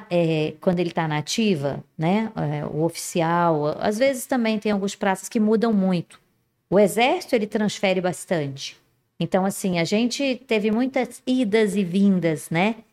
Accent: Resende, Rio de Janeiro, Brazil; accent: mineiro; now in Manaus, Brazil; E, e, exatamente, eu sou de Resende, mas o meu, o Senhor, aprove o Senhor mandar que meu marido saísse daqui de Manaus, né?

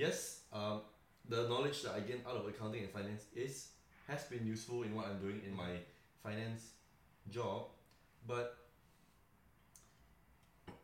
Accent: Malaysia; moved away as an adult; now in Melbourne, Australia; I am from Malaysia as well. I grew up the first 19 years of my life. Came here for university

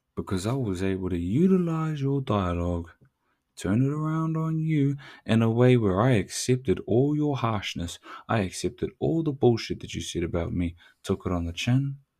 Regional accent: New Zealand; I'm Tuturu Māori, tikanga Māori.

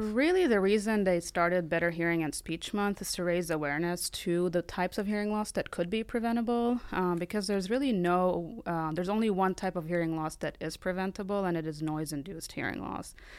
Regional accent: Lebanon; moved away as an adult; now in United States; I'm from Lebanon originally

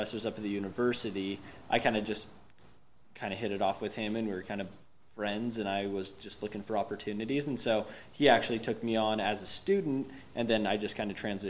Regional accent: Salt Lake City, Utah, United States; also born or lived in Logan, Utah; I'm from Salt Lake originally, so I came back home kind of.

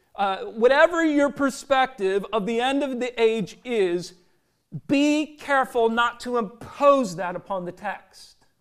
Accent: Minnesota, United States; growing up in Minnesota

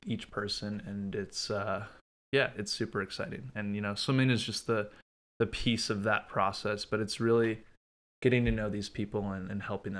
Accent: Prior Lake, Minnesota, United States; So I'm originally from Minnesota. I was born in Burnsville, grew up in Prior Lake.

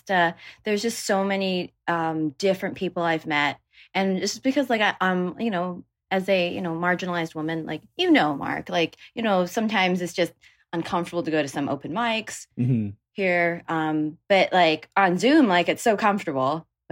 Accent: Toronto, Ontario, Canada

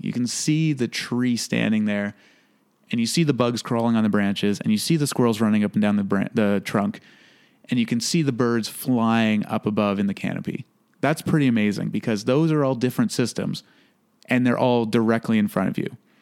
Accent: Toronto, Ontario, Canada; I was born originally in Toronto. So, growing up in a big city taught me a lot of things

